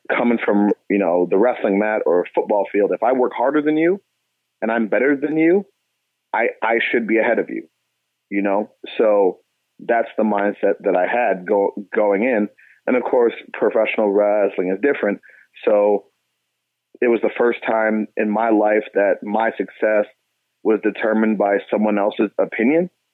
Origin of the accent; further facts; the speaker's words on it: Cleveland, Ohio, United States; moved away as an adult; also born or lived in Pittsburgh; now in Houston, United States; I'm a kid from Cleveland, man, so I'm I'm used to snow and ice and you know, dirty slush and gray skies. So that that's what I call home